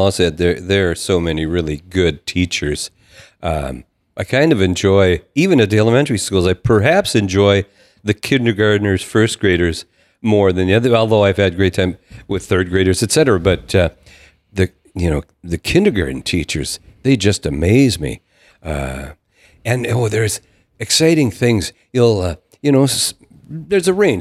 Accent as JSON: {"language": "English", "town": "Downer", "region": "Minnesota", "country": "United States", "tie": "born or raised there", "said": "I grew up in Downer, which was in the Barnesville School District"}